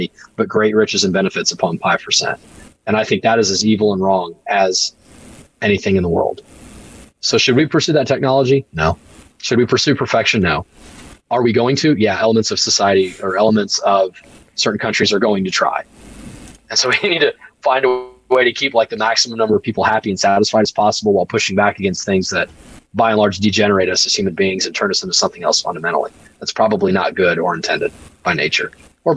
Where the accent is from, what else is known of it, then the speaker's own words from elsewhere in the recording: United States; I was born in America, and I'm so blessed for